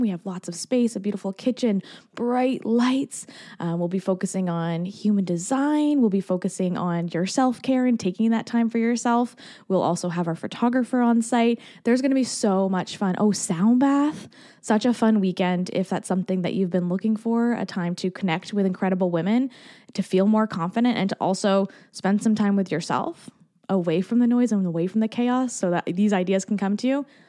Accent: Canada; also born or lived in Barbados; as a Canadian

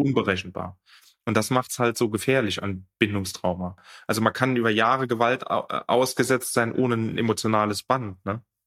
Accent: France; wo ich groß geworden bin, ich bin in Frankreich groß geworden

